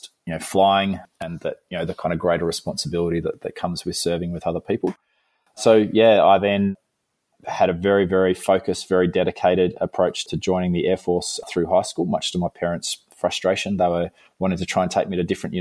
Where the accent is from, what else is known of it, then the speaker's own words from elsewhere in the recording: Melbourne, Victoria, Australia; I grew up near Essendon Airport in Melbourne